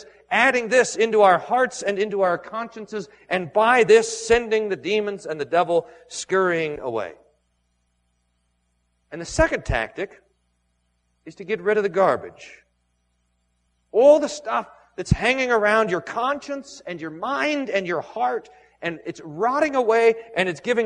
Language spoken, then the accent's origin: English; Texas, United States; growing up in Texas